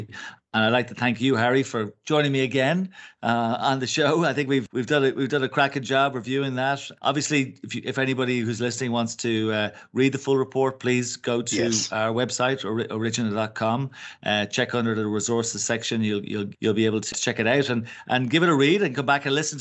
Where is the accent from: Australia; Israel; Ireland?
Ireland; We're two Irish guys